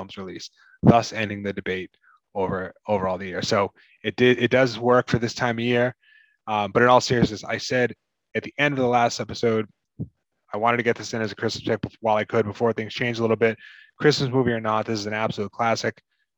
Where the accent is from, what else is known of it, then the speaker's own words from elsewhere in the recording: Massachusetts, United States; I'm from Massachusetts.